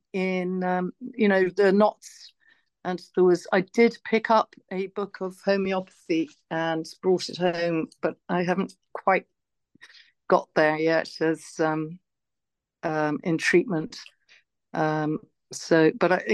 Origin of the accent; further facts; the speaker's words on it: Longford, County Longford, Ireland; now in County Wicklow, Ireland; I grew up in Longford, where the land was very flat